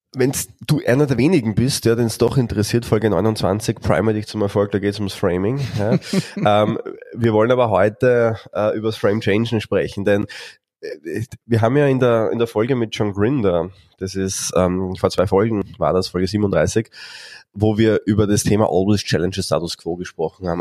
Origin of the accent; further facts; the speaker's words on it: Austria; bei uns in Österreich